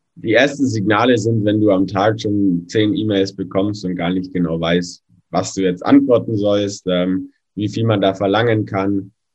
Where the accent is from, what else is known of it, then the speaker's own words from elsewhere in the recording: Allgäu, Bavaria, Germany; Dann hatte ich bei uns im Allgäu so meine ersten Laufsteg-Jobs auf Modenschauen